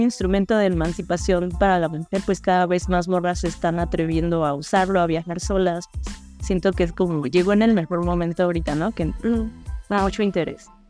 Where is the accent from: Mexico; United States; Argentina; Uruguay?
Mexico; como mujeres mexicanas